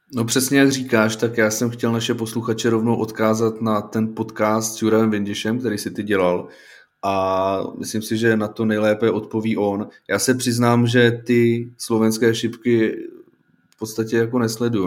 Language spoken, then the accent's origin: Czech; Plzeň, Plzeň Region, Czechia; já jsem chodil eh, v Plzni na základní školu, tak já jsem z Plzně